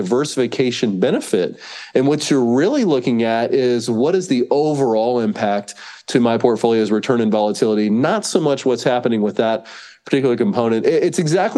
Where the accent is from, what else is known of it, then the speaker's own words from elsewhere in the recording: North Carolina, United States; moved away as an adult; now in Austin, United States; I was born and raised in North Carolina